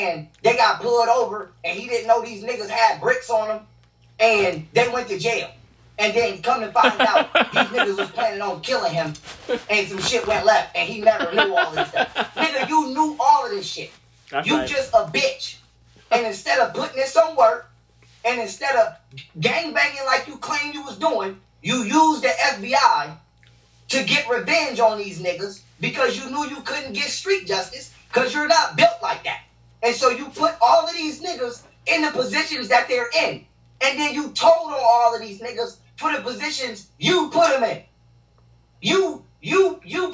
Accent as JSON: {"language": "English", "region": "New York", "country": "United States", "said": "I'm from New York"}